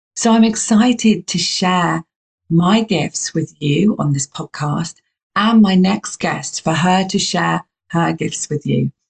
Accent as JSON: {"language": "English", "country": "United Kingdom", "said": "you can hear my accent. I'm from the UK"}